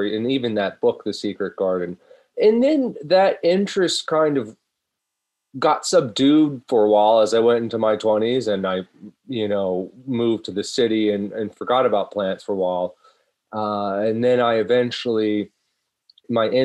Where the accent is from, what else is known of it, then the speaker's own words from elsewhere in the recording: Virginia, United States; now in New York State, United States; I grew up in Virginia, and so I was surrounded by the history of gardens